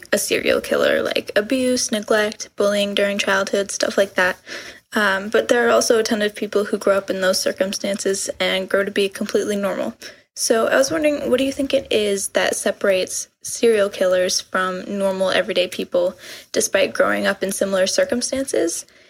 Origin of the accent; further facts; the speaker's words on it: Eau Claire, Wisconsin, United States; I'm from Eau Claire, Wisconsin, but I go to school in Washington, D.C.